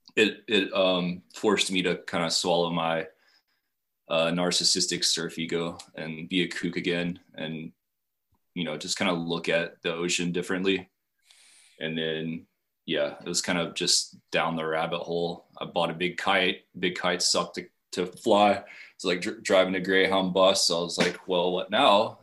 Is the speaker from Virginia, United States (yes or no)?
yes; Appalachian Mountains, Western Virginia, United States; moved away as an adult; also born or lived in Mexico; now in Charleston, United States; I grew up in Western Virginia, not West Virginia, in the Appalachian Mountains, uh, right off Interstate 77.